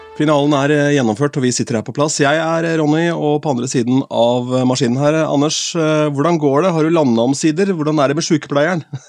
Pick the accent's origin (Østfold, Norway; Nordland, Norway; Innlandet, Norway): Østfold, Norway; Askim; moved away; ungdomsklubben hjemme i Askim